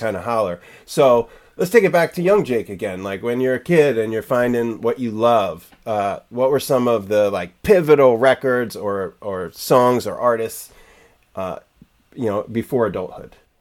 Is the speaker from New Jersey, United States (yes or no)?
yes; Jersey Shore, New Jersey, United States; now in Bay Area, United States; I grew up surfing on the Jersey Shore